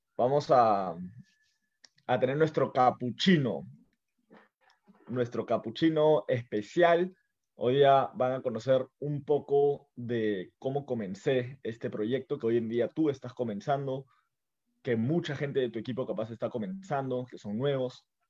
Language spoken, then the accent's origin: Spanish; Lima, Peru; yo estoy en Lima, yo soy de Lima